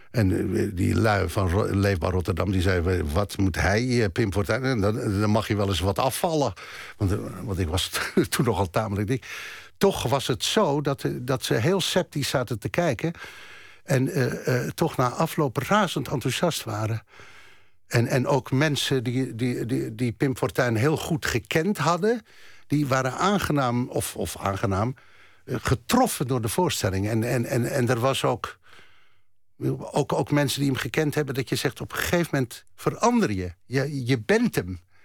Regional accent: Germany; ik ben geboren in Duitsland

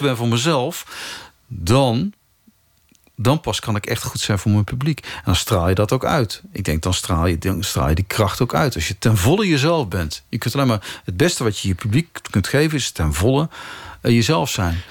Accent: 's-Hertogenbosch, North Brabant, Netherlands; Ik, heb, ik ben in Den Bosch getogen.

